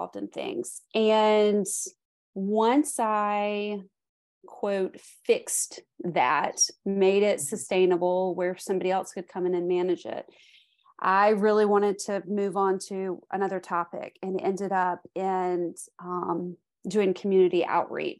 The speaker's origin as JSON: {"language": "English", "town": "Greenville", "region": "South Carolina", "country": "United States", "tie": "born or raised there", "also_born_or_lived": "New Zealand", "said": "I am coming to you from Greenville, South Carolina. This is where I was born and raised."}